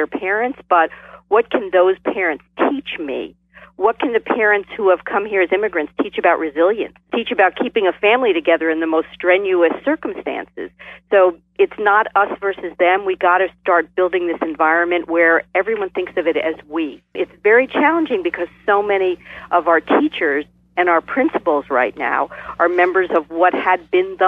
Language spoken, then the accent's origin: English; New Jersey, United States; I'm from New Jersey